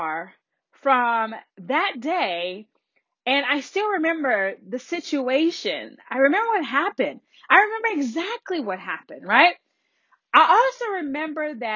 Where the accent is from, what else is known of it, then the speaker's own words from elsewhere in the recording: the Deep South, United States; I was raised in the South, in the deep, deep South